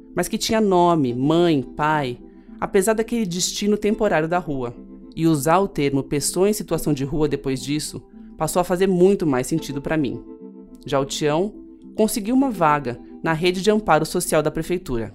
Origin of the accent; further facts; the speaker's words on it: São Paulo, Brazil; Eu nasci em São Paulo e cresci vendo pessoas dormindo e vivendo na rua direto